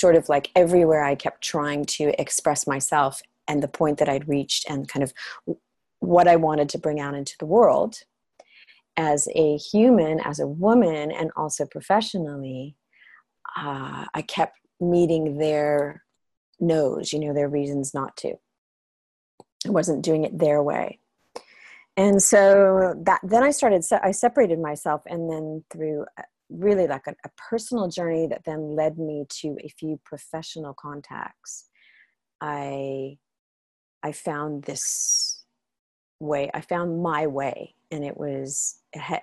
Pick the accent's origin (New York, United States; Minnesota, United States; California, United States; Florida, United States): California, United States; Los Angeles; moved away as an adult; also born or lived in Europe; I'm from Los Angeles and from California